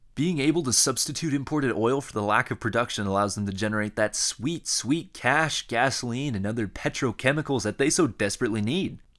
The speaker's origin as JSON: {"language": "English", "region": "Iowa", "country": "United States", "tie": "born or raised there", "said": "I grew up in Iowa and a Midwesterner. Uh, I grew up in a small town"}